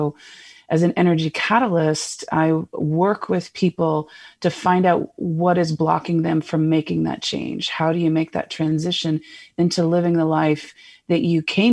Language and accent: English; Seattle, Washington, United States; moved away as an adult; now in Phoenix, United States; I originally hailed from Seattle, Washington, for most of my life, and I just moved here last year in 2020.